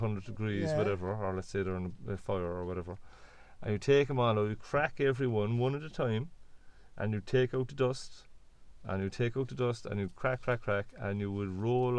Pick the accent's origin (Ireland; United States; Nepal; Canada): Ireland; Cork, Munster; I'm from the Loch. We're more or less from the Loch, let's say. The Loch would be a big part of Cork